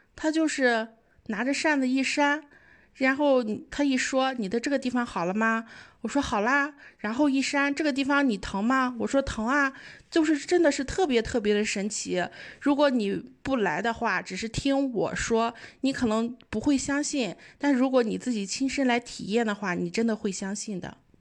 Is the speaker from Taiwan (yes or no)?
no; Qingdao, Shandong, China; 我也是来自青岛